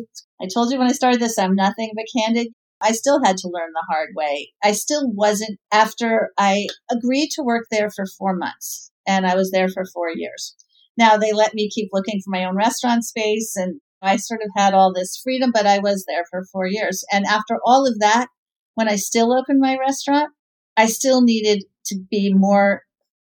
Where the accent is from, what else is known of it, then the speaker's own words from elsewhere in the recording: New York City, New York, United States; I was raised by hippie, dippy parents in the West Village of New York